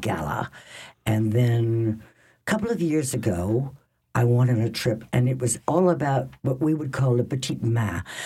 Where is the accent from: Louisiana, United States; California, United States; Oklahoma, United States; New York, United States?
Louisiana, United States; New Orleans; I grew up in New Orleans